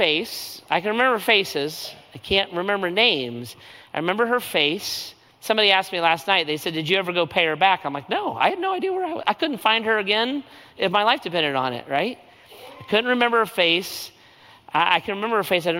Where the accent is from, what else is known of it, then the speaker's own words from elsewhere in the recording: United States; I'm an American. I flew down from the United States